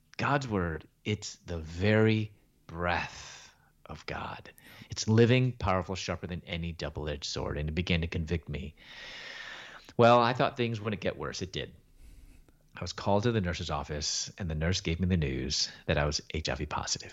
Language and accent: English; Chicago, Illinois, United States; moved away as an adult; also born or lived in Louisville, Kentucky; I was born in Chicago and raised there in Chicago.